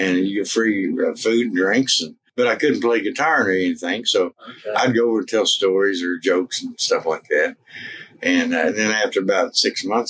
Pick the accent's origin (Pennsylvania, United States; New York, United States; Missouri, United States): Missouri, United States; Charleston; I was born in Missouri, Charleston, Missouri, and I stayed there, and I got married and had kids